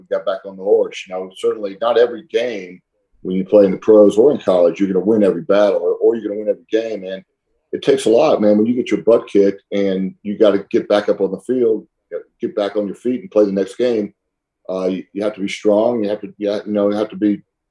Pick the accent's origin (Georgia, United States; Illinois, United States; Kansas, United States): Georgia, United States; Atlanta; when I was growing up in Atlanta